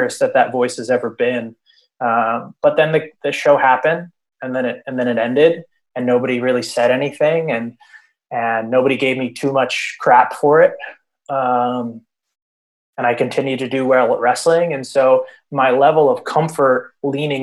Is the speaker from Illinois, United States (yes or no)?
no; Princeton, New Jersey, United States; I grew up in New Jersey. I grew up in the Princeton area, and then I moved to North Jersey